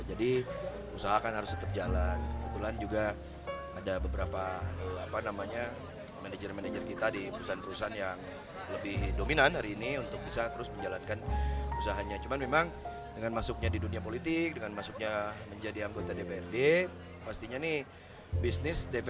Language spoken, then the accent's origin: Indonesian; Sukabumi, West Java, Indonesia; Jadi tentunya kota dan Kabupaten Sukabumi karena saya orang Sukabumi karena terlalu cinta terhadap Kabupaten dan Kota Sukabumi ya.